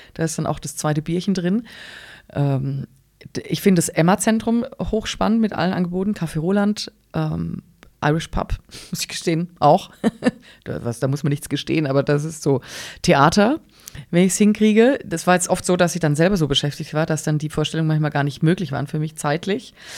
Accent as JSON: {"language": "German", "town": "Engelsbrand", "region": "Baden-Württemberg", "country": "Germany", "tie": "born or raised there", "also_born_or_lived": "Pforzheim / Stuttgart", "said": "Ich bin ähm, in Engelsbrand aufgewachsen, da wohnt meine Mutter bis heute"}